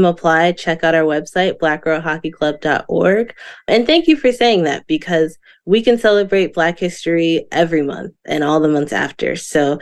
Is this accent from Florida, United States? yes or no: yes; Florida, United States; growing up in Florida